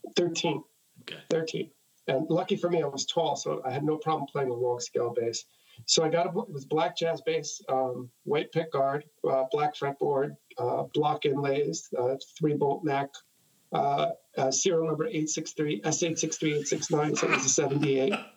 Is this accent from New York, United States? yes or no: yes; New York City, New York, United States; also born or lived in Jackson Heights, Queens; I'm from Queens